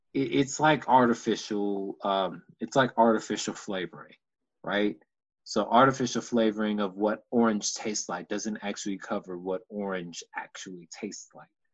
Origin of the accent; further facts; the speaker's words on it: Houston, Texas, United States; my hometown of Houston